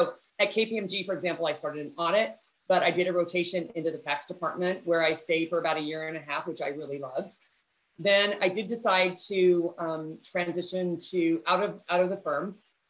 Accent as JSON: {"language": "English", "region": "Texas", "country": "United States", "tie": "born or raised there", "also_born_or_lived": "Midwest", "said": "So I was born in the Midwest. We moved around a lot when I was in elementary school. And then finally we came to Texas when I was in junior high. And we moved to a very small rural community in Central Texas."}